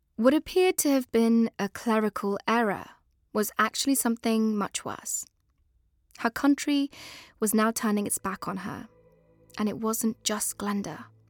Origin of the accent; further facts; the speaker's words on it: England, United Kingdom; also born or lived in Afghanistan; we were both brought over at a young age and grew up in a very British way